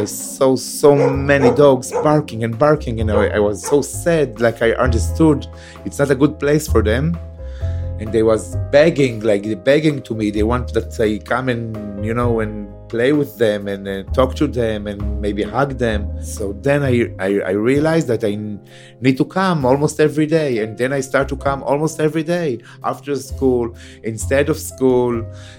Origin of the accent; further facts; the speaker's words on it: Beersheba, Southern District, Israel; I was born in Be'er Sheva. I grew up in Be'er Sheva.